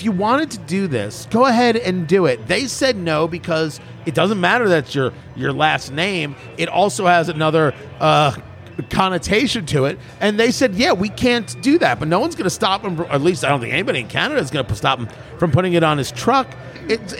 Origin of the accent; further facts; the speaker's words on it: New Jersey, United States; now in Indiana, United States; I grew up in Jersey